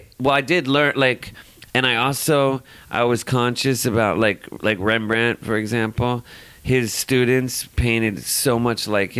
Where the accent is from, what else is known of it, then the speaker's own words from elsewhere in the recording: Los Angeles, California, United States; Yeah, born and raised.